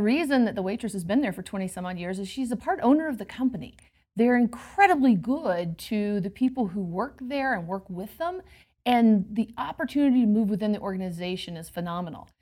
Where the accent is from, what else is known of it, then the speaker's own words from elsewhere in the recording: Georgia, United States; moved away as an adult; now in Denver, United States; I'm originally from Georgia. I actually grew up um, in a family where my mother, as a social worker, was the primary breadwinner